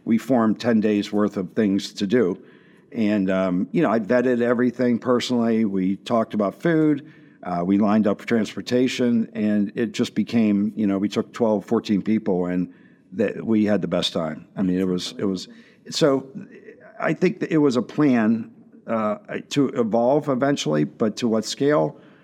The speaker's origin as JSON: {"language": "English", "town": "Washington", "region": "Pennsylvania", "country": "United States", "tie": "born or raised there", "said": "I grew up in Washington, P"}